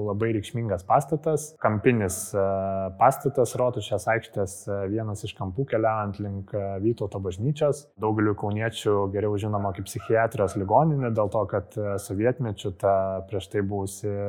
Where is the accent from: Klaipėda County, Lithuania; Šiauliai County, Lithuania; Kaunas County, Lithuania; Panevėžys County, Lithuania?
Kaunas County, Lithuania; Kaunas; kaip tikri kauniečiai norėjosi išlaikyti tą tradiciją